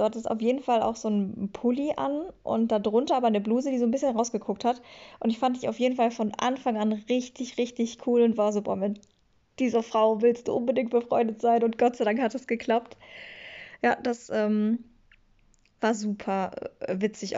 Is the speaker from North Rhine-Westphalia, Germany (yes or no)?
yes; Schwelm, North Rhine-Westphalia, Germany; moved away; also born or lived in Bochum; ich komme aus Schwelm und Schwelm ist eine eigenständige Stadt